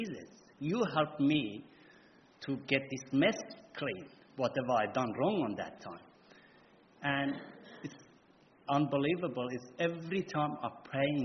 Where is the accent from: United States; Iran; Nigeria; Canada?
Iran; English is a second language; moved away as an adult; now in Australia; I'm from Iran, and I came by boat to Australia